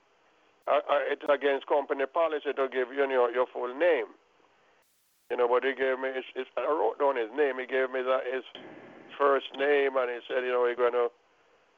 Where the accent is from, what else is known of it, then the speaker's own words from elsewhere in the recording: Clarendon, Jamaica; moved away; I'm from Clarendon, too